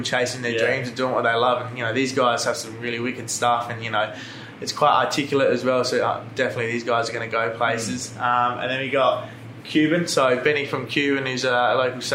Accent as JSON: {"language": "English", "town": "Adelaide", "region": "South Australia", "country": "Australia", "said": "from Adelaide, 23, just recently turned 23"}